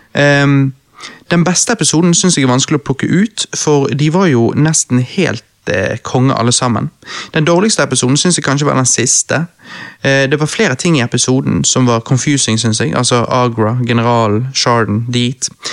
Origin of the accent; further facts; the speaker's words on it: Bergen, Vestland, Norway; jeg som bergenser